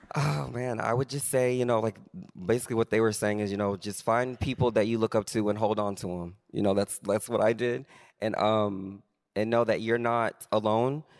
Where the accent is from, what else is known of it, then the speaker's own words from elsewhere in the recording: Arkansas, United States; moved away; growing up in Arkansas